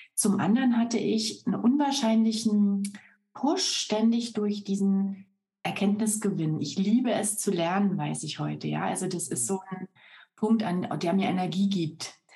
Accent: Berlin, Germany; moved away as an adult; also born or lived in Brandenburg; now in Munich, Germany; Lebe seit 14 Jahren in München, bin aber so im Kern äh, schon noch so eine Berlin-Brandenburg-Pflanze

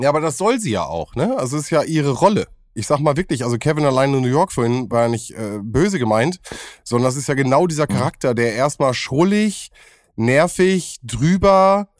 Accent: Bielefeld, North Rhine-Westphalia, Germany; bei uns in Sennestadt

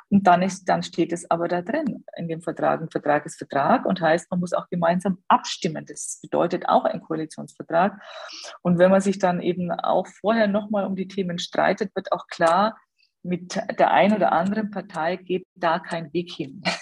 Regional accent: Bavaria, Germany; Also wir haben in, in Bayern, hier in Schwaben, wo ich herkomme

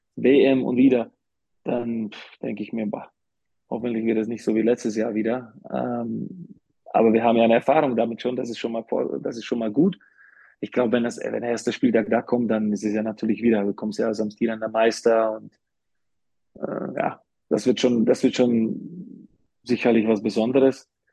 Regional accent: Slovakia; German is a second language; also born or lived in Karlsruhe, Germany / Bamberg, Germany / Munich, Germany / Ulm, Germany; now in Germany; ich bin ja jetzt länger außerhalb der Slowakei, als ich in der Slowakei war

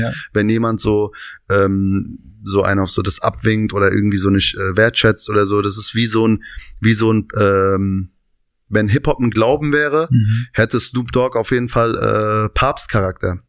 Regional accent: Hanau, Hesse, Germany; also born or lived in Aschaffenburg, Bavaria; now in Berlin, Germany; komme aus, ähm, ursprünglich aus einem Vorort von Hanau. Vier Kilometer, bin also quasi in Hanau groß geworden, bin aber allerdings in äh, Aschaffenburg, also in Bayern geboren.

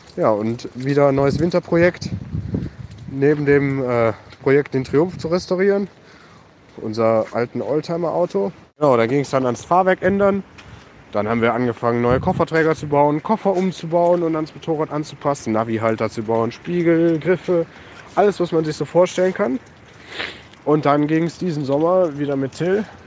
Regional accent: Germany; bei uns in der Eifel

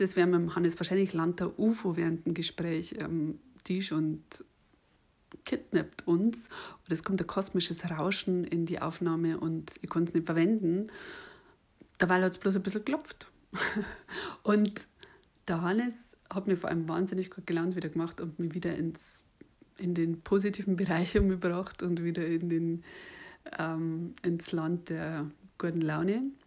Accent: Bavaria, Germany; accent: Bavarian; ich habe einen bayerischen Akzent

